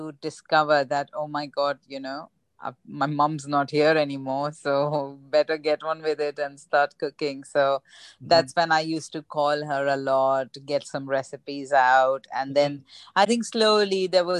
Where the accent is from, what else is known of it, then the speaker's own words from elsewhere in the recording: Mumbai, Maharashtra, India; moved away as an adult; also born or lived in Rajkot; now in United Kingdom; I'm from Mumbai